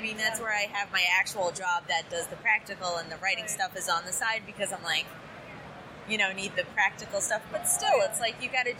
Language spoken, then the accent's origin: English; New York, United States; growing up in New York was obviously Catholic and Judaism. Those were the two things that I grew up